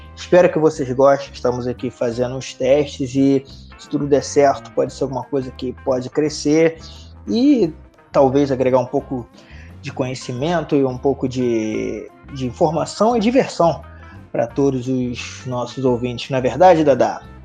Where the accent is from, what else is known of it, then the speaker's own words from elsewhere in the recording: Rio de Janeiro, Brazil; moved away as an adult; now in Canada; Eu sou do Rio, sou carioca, nascido e criado em Bangu, torcedor do Vasco